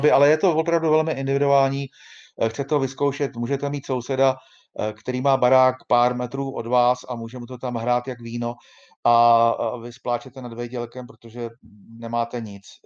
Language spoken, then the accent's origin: Czech; Czechia; U nás v Čechách